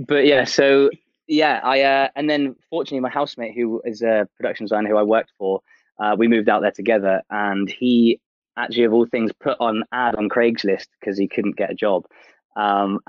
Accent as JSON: {"language": "English", "town": "Torquay", "region": "South West England", "country": "United Kingdom", "tie": "born or raised there", "also_born_or_lived": "Portsmouth / Canada", "moved": "as an adult", "lives_now": "London, United Kingdom", "said": "I was born in Torquay and then lived there until about 19"}